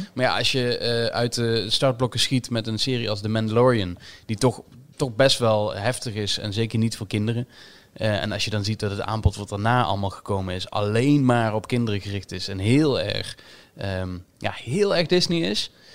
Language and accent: Dutch; Limburg, Netherlands; Nu kom ik zelf uit Limburg